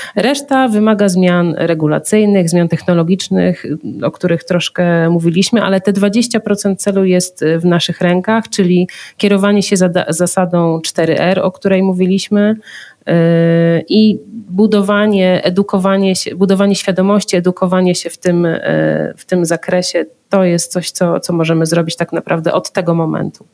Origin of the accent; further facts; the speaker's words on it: Zielona Góra, Lubusz Voivodeship, Poland; ja pochodzę z Zielonej Góry